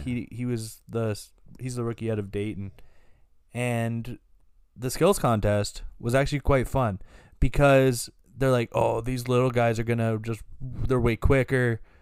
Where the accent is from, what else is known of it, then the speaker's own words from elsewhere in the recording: Canada; We're from Canada